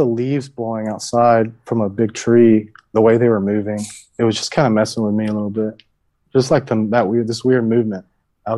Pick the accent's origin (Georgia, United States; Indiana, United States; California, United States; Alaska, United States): Georgia, United States; it's the Bible Belt in me because I'm from Georgia.